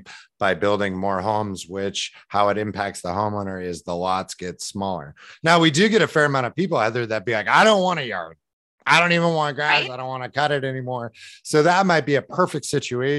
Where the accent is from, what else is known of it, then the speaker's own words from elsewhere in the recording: West Linn, Oregon, United States; I grew up in Westland